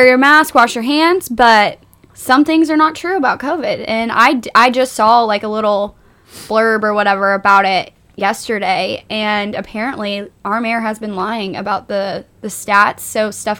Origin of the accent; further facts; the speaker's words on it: Dallas, Texas, United States; now in Nashville, United States; I come from Texas, specifically kind of the Dallas area.